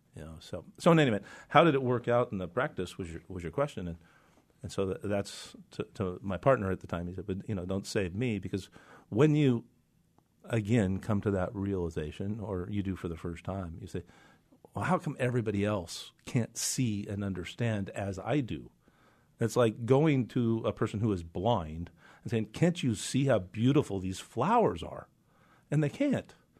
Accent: Reardan, Washington, United States; also born or lived in Walla Walla, Washington; I was born in Reardon, Spokane, so I'm an Eastern Washington guy.

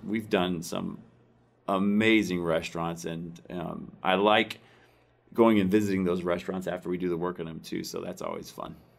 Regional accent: Iowa, United States; moved away; my hometown in Iowa

